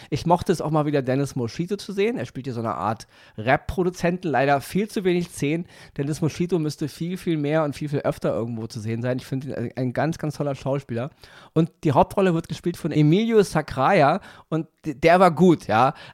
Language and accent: German; Berlin, Germany; ich bin selber im Wedding aufgewachsen, ich weiß, es ist einfach in solchen Brennpunkten und so